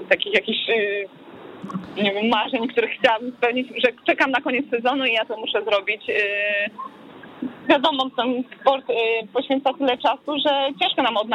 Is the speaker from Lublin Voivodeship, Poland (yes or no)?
no; Ćwiklice, Silesian Voivodeship, Poland; Tak, ja, ja kocham Śląsk, a, moje ćwiklice to, to, już totalnie.